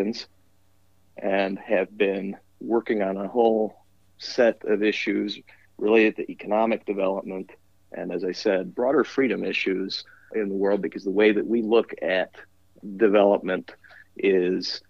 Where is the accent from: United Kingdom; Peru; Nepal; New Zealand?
Peru; also born or lived in Wisconsin; now in Washington, D.C., United States; I am originally from Peru